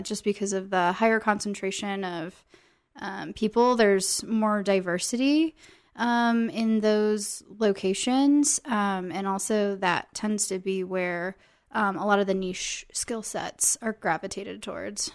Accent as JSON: {"language": "English", "region": "Iowa", "country": "United States", "moved": "yes", "said": "I am from Iowa"}